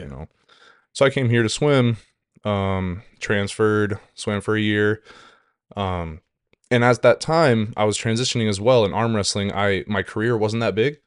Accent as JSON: {"language": "English", "region": "Washington", "country": "United States", "also_born_or_lived": "Saint Cloud, Minnesota", "moved": "as an adult", "lives_now": "St. Cloud, United States", "said": "I'm originally from Washington State"}